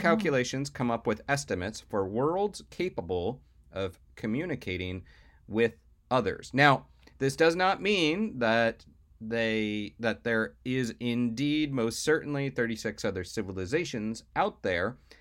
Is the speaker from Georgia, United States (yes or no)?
no; Florida, United States; growing up in Florida